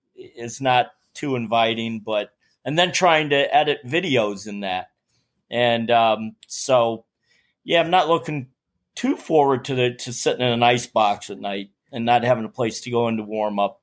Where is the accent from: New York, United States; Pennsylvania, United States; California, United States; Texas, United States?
New York, United States; New York City; I'm from Staten Island, New York